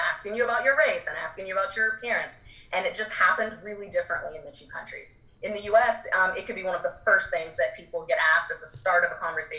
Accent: United States; I was from the U.S., they knew I was from the United States

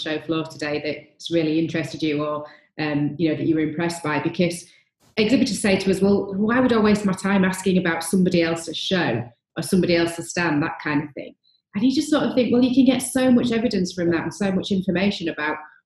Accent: United Kingdom; being very British

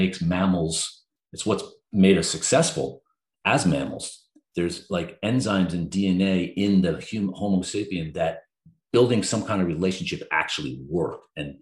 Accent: New Jersey, United States; moved away as an adult; also born or lived in Vermont / London; I'm from New Jersey, went to school in Vermont, came back to New Jersey, was working downtown Manhattan.

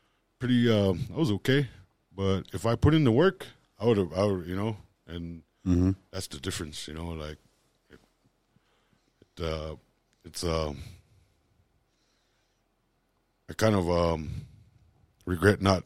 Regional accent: Lodge Grass, Montana, United States; I was born and raised in Lodgegrass.

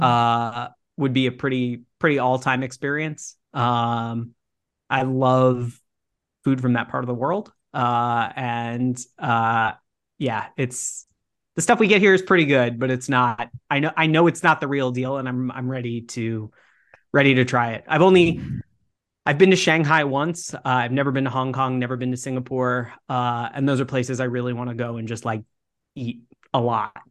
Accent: Texas, United States; moved away; I grew up in Texas

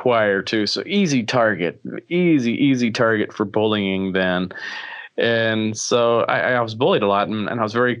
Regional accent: Alabama, United States; I grew up in Alabama

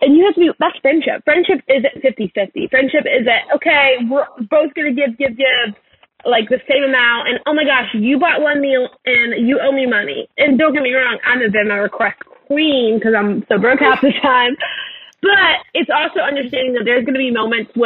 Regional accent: Louisiana, United States; moved away; also born or lived in Texas; I grew up in Louisiana.

